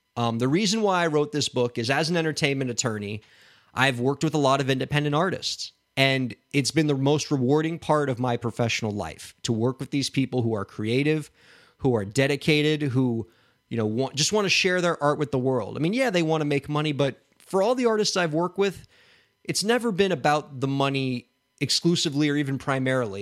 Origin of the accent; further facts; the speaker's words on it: Miami, Florida, United States; my hometown of Miami